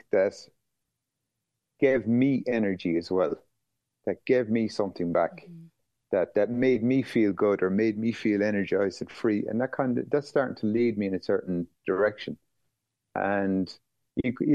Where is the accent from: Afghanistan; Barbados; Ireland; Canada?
Ireland; Skibbereen, Munster; the town I grew up in Skibbereen